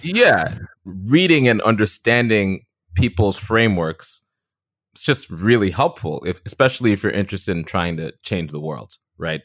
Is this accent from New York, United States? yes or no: yes; Long Beach, New York, United States; I grew up on the South Shore of Long Island to two immigrant parents from the Caribbean, Trinidad and Grenada